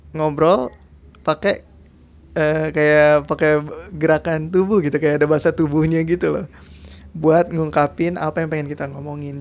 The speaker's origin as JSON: {"language": "Indonesian", "town": "Depok", "region": "West Java", "country": "Indonesia", "tie": "born or raised there", "said": "gua juga lahirnya, lahir besar di Depok, ya kan? Yang notabene ngomong sehari-hari pakai bahasa Betawi."}